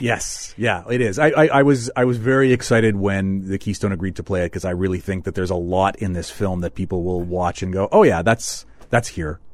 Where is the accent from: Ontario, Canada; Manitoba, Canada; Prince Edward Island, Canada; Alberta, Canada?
Manitoba, Canada